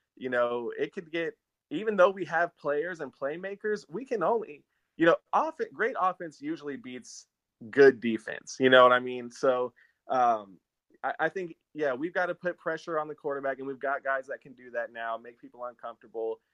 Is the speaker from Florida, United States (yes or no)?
no; Austin, Texas, United States; I grew up here in Austin. I'm born and raised